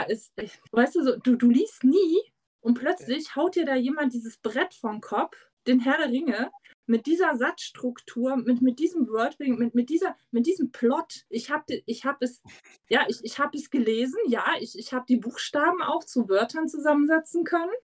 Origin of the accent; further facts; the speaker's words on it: East Germany, Germany; ich komme ja aus dem Osten